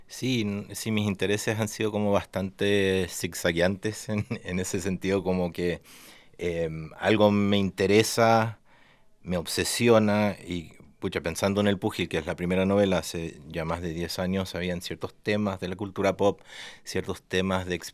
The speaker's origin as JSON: {"language": "Spanish", "country": "Argentina", "tie": "born or raised there", "also_born_or_lived": "United States", "said": "nací en Estados Unidos, mi viejo es gringo, mi mamá es argentina y me crié en Latinoamérica, especialmente Argentina, pero llevo acá desde el 2005 que estoy acá."}